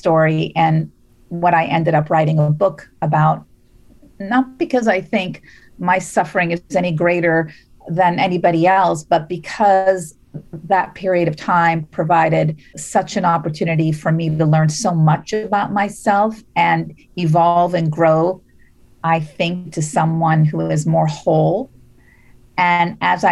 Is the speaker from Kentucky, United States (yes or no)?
no; Las Vegas, Nevada, United States; also born or lived in Beirut, Lebanon; now in Bay Area, United States; I'm originally from Beirut, and my family moved to Las Vegas when I was seven.